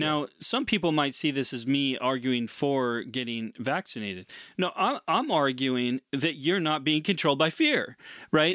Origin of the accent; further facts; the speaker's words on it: United States; as an American